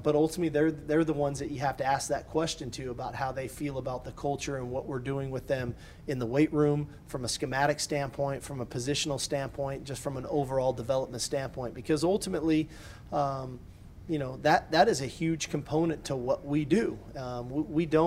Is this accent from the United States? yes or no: yes; California, United States; moved away as an adult; as a kid growing up in California